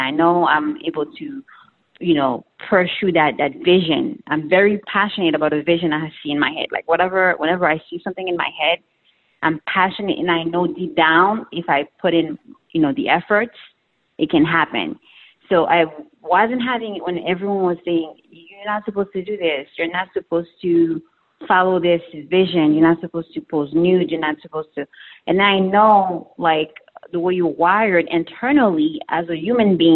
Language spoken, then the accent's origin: English; Haiti; I'm from Haiti